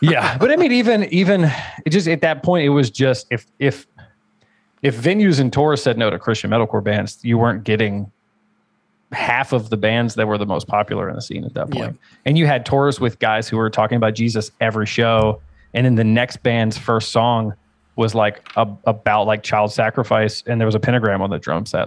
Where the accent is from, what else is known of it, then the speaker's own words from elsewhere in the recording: Richmond, Virginia, United States; I'm from Richmond, Virginia, which is a like really, really popular metalcore and hardcore scene